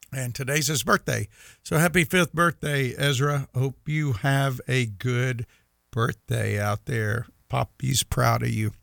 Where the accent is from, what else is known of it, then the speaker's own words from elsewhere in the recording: Meridian, Mississippi, United States; I remember growing up in Meridian